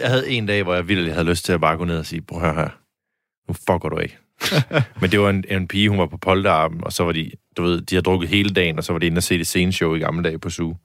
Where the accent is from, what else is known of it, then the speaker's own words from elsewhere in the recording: Denmark; accent: Jutlandic; jeg snakker ret jysk